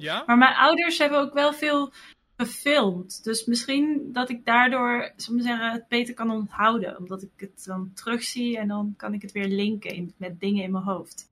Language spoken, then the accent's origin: Dutch; Wamel, Gelderland, Netherlands; Ik ben opgegroeid in Wamel. Dat is een eh, dorpje